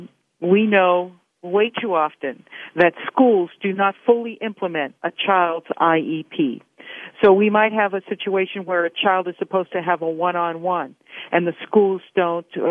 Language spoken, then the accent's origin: English; Pittsburgh, Pennsylvania, United States; moved away as an adult; also born or lived in Arizona; I'm originally from Pittsburgh and wanted to come back to Pennsylvania